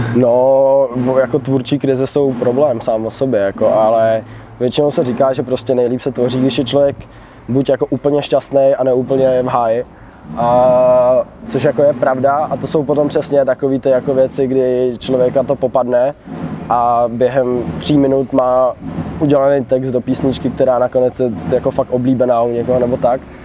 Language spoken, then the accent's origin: Czech; Pardubice, Pardubice Region, Czechia; my jsme z Pardubic